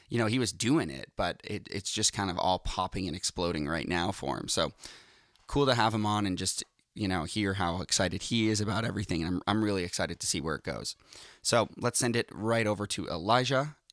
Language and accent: English; Boston, Massachusetts, United States; moved away; I'm Boston.